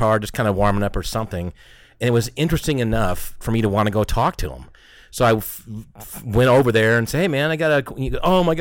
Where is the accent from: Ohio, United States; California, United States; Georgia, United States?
Georgia, United States; Marietta; born or raised there; moved away